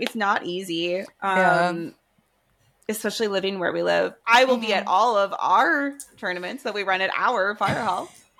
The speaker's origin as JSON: {"language": "English", "country": "Canada", "said": "We're Canadian."}